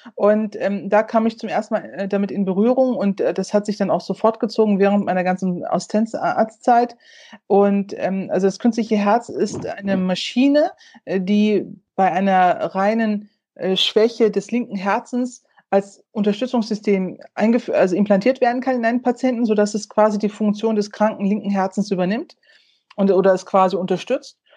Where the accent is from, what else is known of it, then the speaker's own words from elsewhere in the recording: North Rhine-Westphalia, Germany; NRW als mein Heimatland oder Heimatbundesland